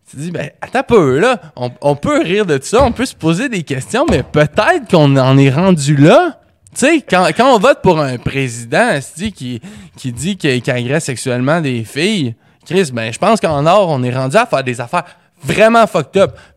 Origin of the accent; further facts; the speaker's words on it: Quebec City, Quebec, Canada; Devine où est-ce que j'ai grandi. Québec.